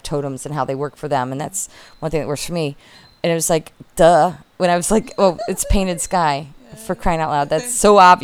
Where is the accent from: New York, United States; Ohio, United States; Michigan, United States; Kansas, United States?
Michigan, United States; now in South Carolina, United States; where we grew up in Michigan